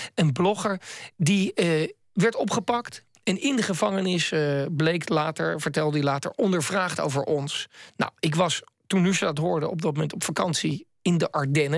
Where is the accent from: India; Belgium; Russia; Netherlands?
Netherlands; uit Nederland